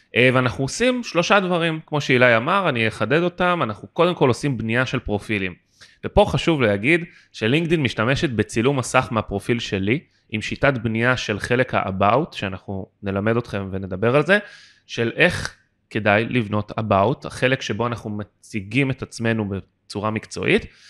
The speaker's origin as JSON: {"language": "Hebrew", "country": "Israel", "tie": "born or raised there", "said": "אני גדלתי בארץ"}